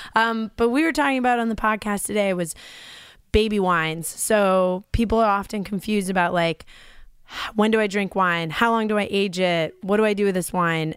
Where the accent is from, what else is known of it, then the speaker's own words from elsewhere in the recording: New York, United States; growing up in Libby, New York